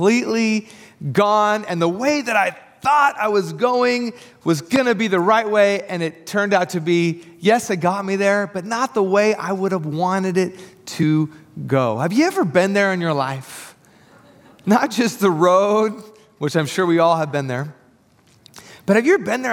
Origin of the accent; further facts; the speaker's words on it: Tri-Cities, Washington, United States; moved away as an adult; now in Portland, United States; we are from the Tri-Cities. And if you don't know anything about the Tri-Cities, Washington, there's not a lot of traffic there